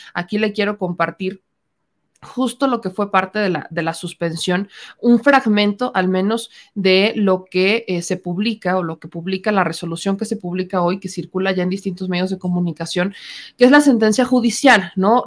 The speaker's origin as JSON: {"language": "Spanish", "country": "Mexico", "said": "Somos mexicanos"}